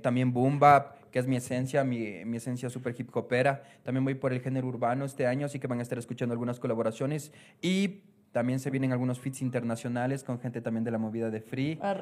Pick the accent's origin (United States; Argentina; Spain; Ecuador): Ecuador; como ecuatoriano